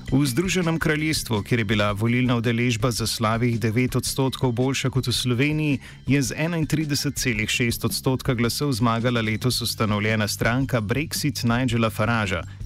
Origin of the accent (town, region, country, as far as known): Slovenia